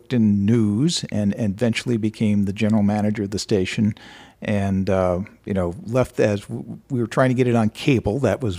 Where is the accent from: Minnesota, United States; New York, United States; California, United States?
Minnesota, United States; Minneapolis; born there; I was born in Minneapolis. Parents moved around, but I ended up coming back here and went to the University of Minnesota.